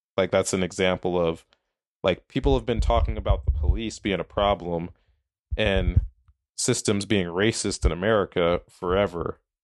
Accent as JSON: {"language": "English", "town": "Minneapolis", "region": "Minnesota", "country": "United States", "tie": "born or raised there", "also_born_or_lived": "South Dakota", "said": "I'm from Minneapolis, Minnesota. Uh, grew up there, born and raised there, lived there my entire life"}